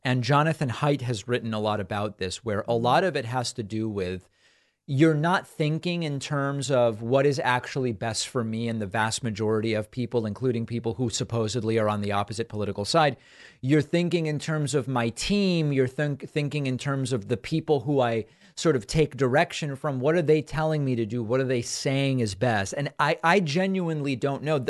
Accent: Argentina; now in United States; I was born in Argentina, moved to the U.S., Hispanic immigrant

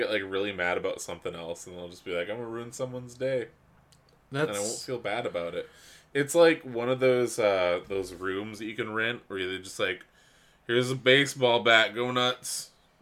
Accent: Canada; We're from Canada

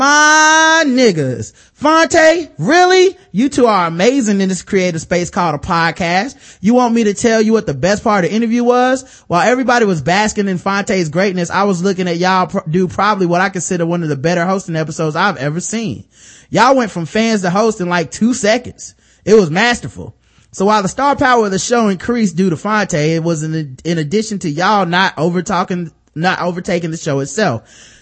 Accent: Jamaica; As a Jamaican, I think I know a little bit about the history of the Caribbean.

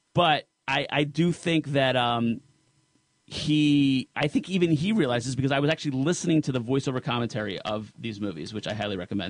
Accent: New Jersey, United States; I'm Sicilian from Jersey

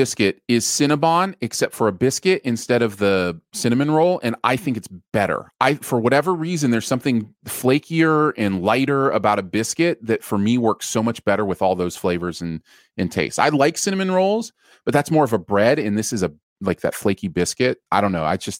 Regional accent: the North, United States; Like, you know, Northerners call it pop. That is not a surprise. And I am a Northerner. I come from the North.

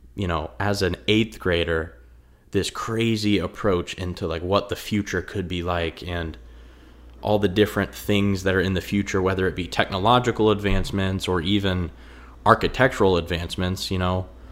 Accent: a half hour outside of Indianapolis, United States; I'm from out in the country somewhat. I'm about a half hour outside of Indianapolis, and I didn't really see a lot of architecture growing up

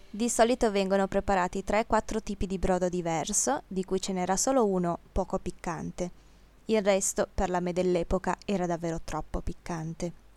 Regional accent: Piedmont, Italy; moved away; also born or lived in Thailand; Dalle mie parti, in Piemonte

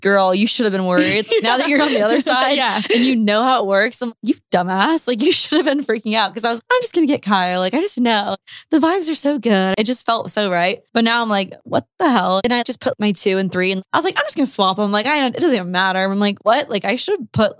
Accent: Omaha, Nebraska, United States; moved away as an adult; also born or lived in Columbia, Missouri; I grew up in Omaha, Nebraska

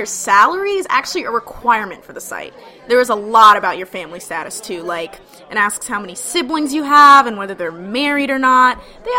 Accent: California, United States; A family friend I grew up with in California met her husband on Shaadi.

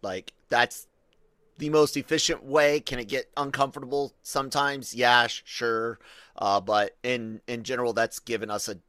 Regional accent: Tacoma, Washington, United States; born there; my birthplace of Tacoma, Washington. I was born on Fort Lewis, right?

